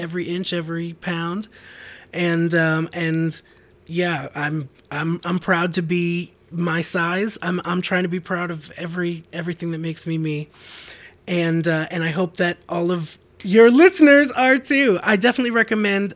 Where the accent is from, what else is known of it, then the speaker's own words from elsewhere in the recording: Boston, Massachusetts, United States; I grew up in Boston, uh, in the suburbs